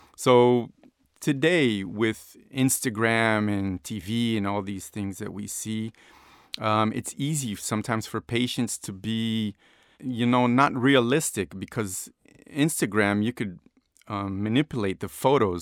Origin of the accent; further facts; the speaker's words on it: Rio de Janeiro, Brazil; moved away as an adult; I was born in Rio de Janeiro, Brazil.